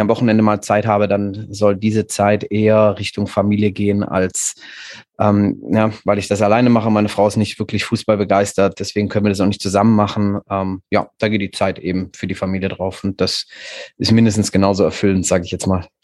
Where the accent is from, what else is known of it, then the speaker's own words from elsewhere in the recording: Stuttgart, Baden-Württemberg, Germany; now in Viernheim, Germany; ich bin in Stuttgart geboren und aufgewachsen